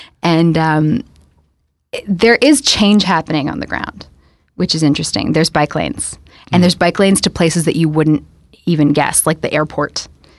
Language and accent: English; Toronto, Ontario, Canada; I grew up in High Park, so I'm used to being spoiled by trees and green space.